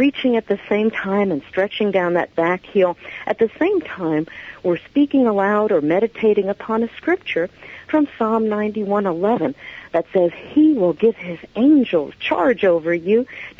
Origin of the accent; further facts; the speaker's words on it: New York City, New York, United States; moved away; I'm originally from New York, New York City area